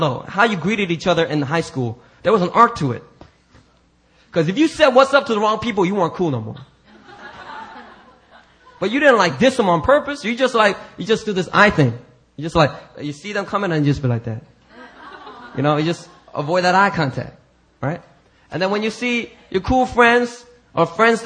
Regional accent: United States; I'm very American that way. I grew up in a black neighborhood

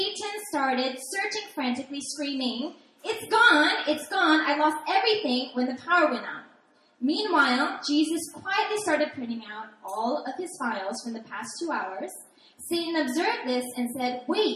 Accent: Seattle, Washington, United States; also born or lived in New York City; I'm originally from Seattle, Washington

